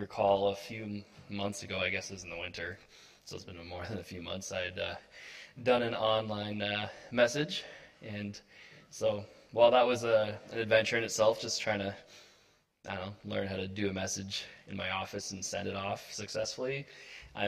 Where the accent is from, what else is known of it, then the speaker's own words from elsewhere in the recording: Niagara, Ontario, Canada; moved away as an adult; also born or lived in United States; I am from Niagara. I was born and raised, well, actually, random fact, born in the States, raised in Niagara